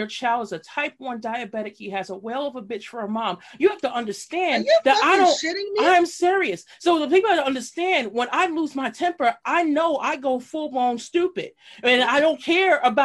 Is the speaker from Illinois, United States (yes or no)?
no; New York City, New York, United States; best style from high school, East New York.